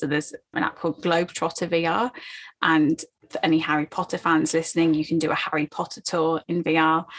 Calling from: London, United Kingdom; Oh, so I'm in London, UK.

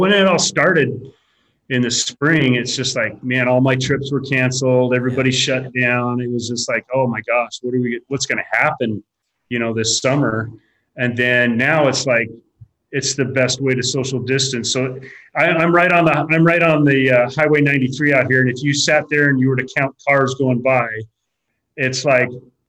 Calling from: Lolo, Montana, United States; I'm calling from Lolo, Montana, here in the Bitterroot Valley

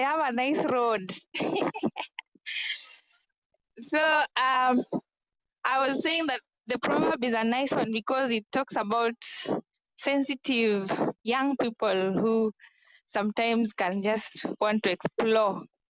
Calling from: Kenya; This is …. I'm joining from Kenya, and right now I'm in Kaloleni.

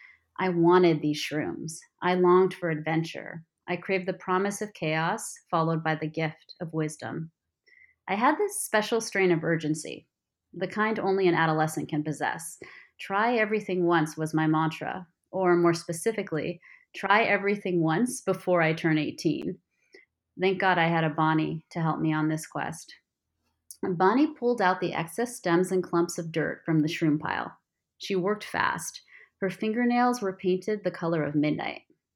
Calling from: Barcelona, Catalonia, Spain; I am calling in from Barcelona, Spain, where I'm living with my husband and five-year-old son.

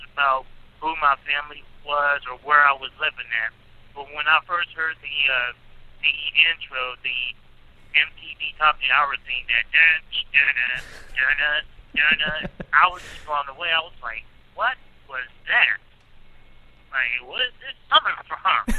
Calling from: Verona, Pennsylvania, United States; I'm calling from Verona, Pennsylvania.

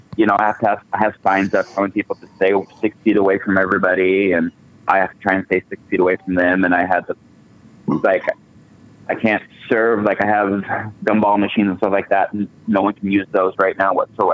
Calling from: Bridgeport, Oregon, United States; I'm actually from Bridgeport, Oregon.

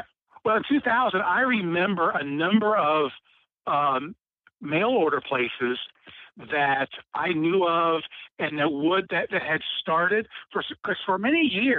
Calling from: Cincinnati, Ohio, United States; This is … from Cincinnati.

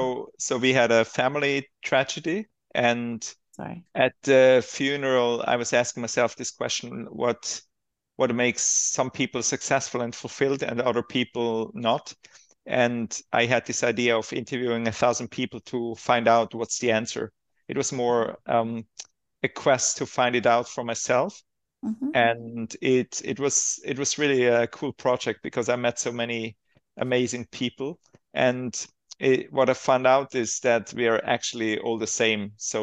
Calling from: Switzerland; I'm calling from Baden-Gatz, Switzerland.

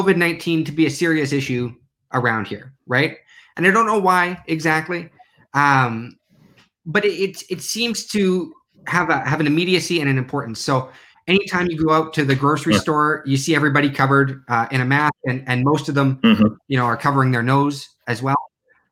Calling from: Newark, Delaware, United States; I'm calling from Newark, Delaware

